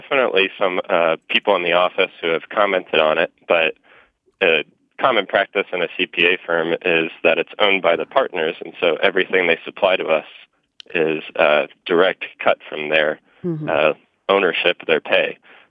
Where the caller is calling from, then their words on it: Indianapolis, Indiana, United States; I'm calling from Indianapolis, Indiana.